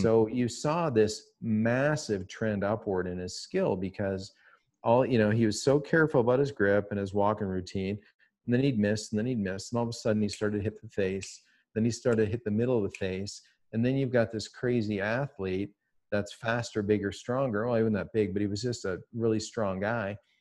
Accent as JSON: {"language": "English", "town": "Toronto", "region": "Ontario", "country": "Canada", "said": "I'm from Toronto"}